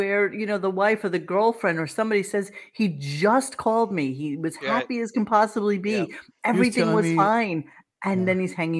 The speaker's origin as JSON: {"language": "English", "town": "New York City", "region": "New York", "country": "United States", "tie": "born or raised there", "said": "It's like in the apartment I grew up in Brooklyn."}